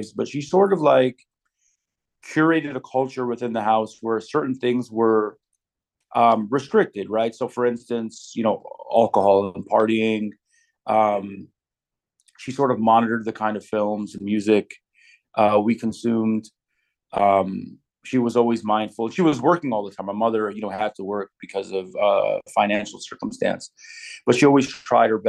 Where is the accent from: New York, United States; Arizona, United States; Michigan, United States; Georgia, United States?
Michigan, United States; Detroit; moved away; also born or lived in California; I grew up in Detroit, which is very Black, Middle Eastern, and white.